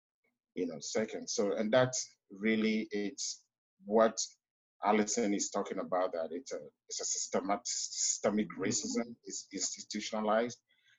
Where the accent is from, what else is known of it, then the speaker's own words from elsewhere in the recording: Ghana; now in United States; I grew up in Ghana before I came here.